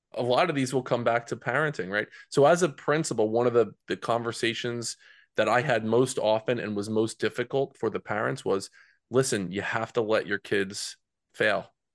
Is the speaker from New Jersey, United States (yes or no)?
yes; New Jersey, United States; growing up in Central Jersey